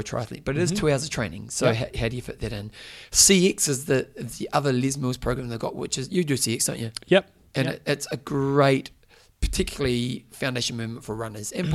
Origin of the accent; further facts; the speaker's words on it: New Zealand; I was from New Zealand